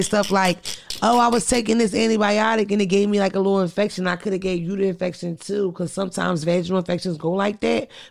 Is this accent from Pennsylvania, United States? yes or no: yes; Philadelphia, Pennsylvania, United States; Shout out to Philadelphia because I'm from Philly